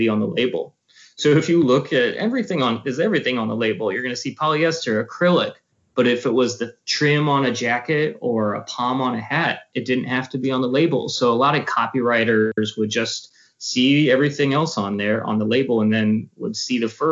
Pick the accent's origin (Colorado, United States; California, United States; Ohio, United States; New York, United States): Ohio, United States; also born or lived in Portland, Oregon / Washington, D.C.; now in Austin, United States; I grew up in Ohio